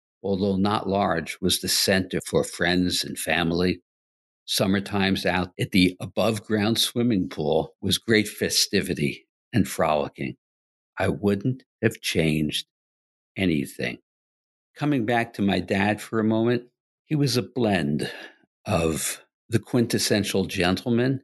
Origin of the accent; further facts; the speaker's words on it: New York City, New York, United States; I grew up primarily in Queens, New York. We moved there when I was 5 years old